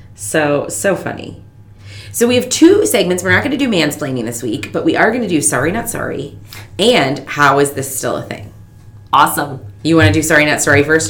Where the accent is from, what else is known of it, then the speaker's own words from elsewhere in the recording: Fargo, North Dakota, United States; I grew up in North Dakota in Fargo